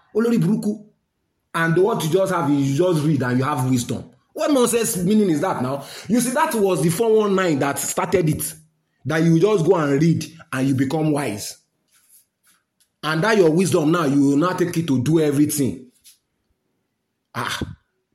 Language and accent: English; Nigeria; I'm a Nigerian